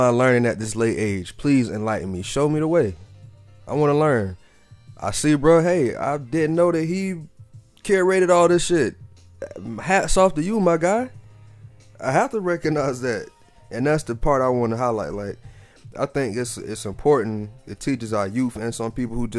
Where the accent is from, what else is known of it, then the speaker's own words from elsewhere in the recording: the South, United States; I'm from the South